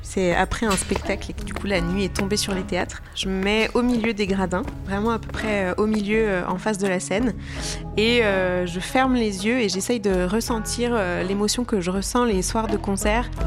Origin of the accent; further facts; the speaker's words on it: Jura, Bourgogne-Franche-Comté, France; now in Lyon, France; je suis pas lyonnaise, mais je viens pas très loin. Je viens du Jura